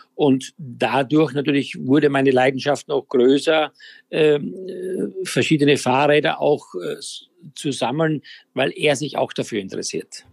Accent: Styria, Austria; ich ja auf einem Bauernhof in der Steiermark groß geworden bin

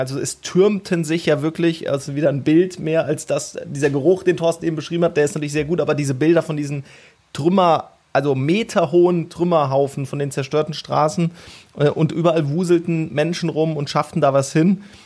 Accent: towards the Hunsrück, Rhineland-Palatinate, Germany; moved away; Also ich bin so 50, 60 Kilometer von Bad 9 Ahrweiler etwa aufgewachsen

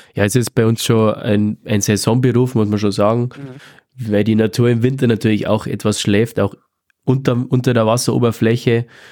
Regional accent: Southern Bavaria, Germany; Bei uns in Südbayern

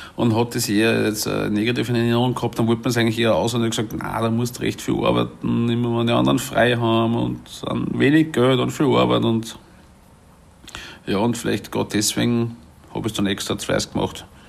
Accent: Salzburg, Austria; moved away; ich bin 1980 geboren in Salzburg und bin dort aufgewachsen in der Stadt Salzburg

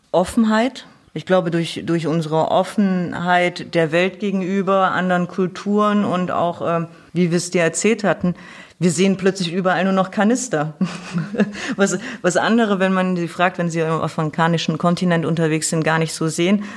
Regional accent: Thuringia, Germany; moved away; ursprünglich komme ich aus Thüringen. Ich bin sozusagen noch in der DDR geboren

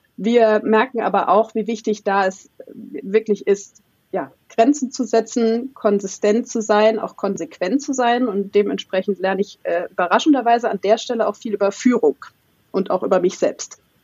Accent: Saarland, Germany; moved away; Ursprünglich aus einem ganz kleinen Dorf, 500 Seelen, äh, in, im schönen Saarland.

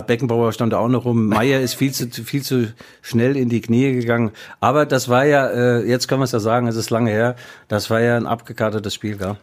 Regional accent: West Germany, Germany; ich bin Wessi

